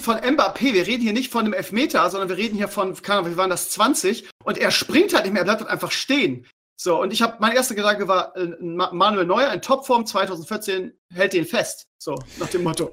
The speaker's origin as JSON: {"language": "German", "country": "Germany", "said": "als Deutscher"}